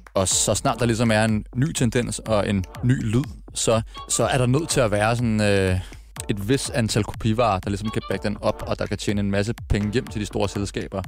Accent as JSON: {"language": "Danish", "town": "Frederiksberg", "region": "Capital Region of Denmark", "country": "Denmark", "tie": "born or raised there", "also_born_or_lived": "Birkerød", "said": "Født, født og opvokset på Frederiksberg"}